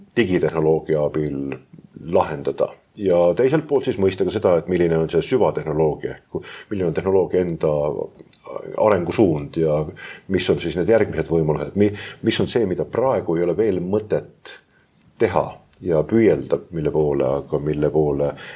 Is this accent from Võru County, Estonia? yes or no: no; Tallinn, Harju County, Estonia; sündisin Tallinna südalinnas, Vabaduse väljakul, praktiliselt äh, nii südalinnas kui veel saab olla ja minu lapsepõlv mööduski südalinna parkides ja, ja vanalinna tänavatel